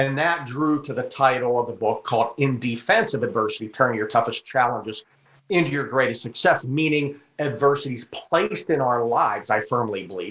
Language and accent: English; Pittsburgh, Pennsylvania, United States; also born or lived in Burgettstown, Pennsylvania; now in Tampa, United States; I live in Tampa, Florida, but I'm home in Pittsburgh now